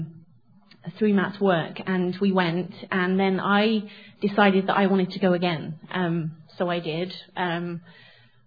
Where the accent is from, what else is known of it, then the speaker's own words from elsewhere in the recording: England, United Kingdom; moved away; So I grew up in England in a Christian home